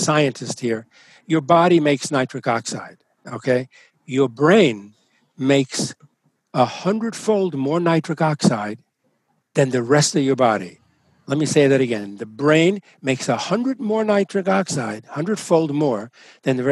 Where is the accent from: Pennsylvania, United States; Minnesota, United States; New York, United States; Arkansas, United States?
New York, United States; New York City; My parents were born in Italy, and I was born in the Italian neighborhood of Brooklyn, New York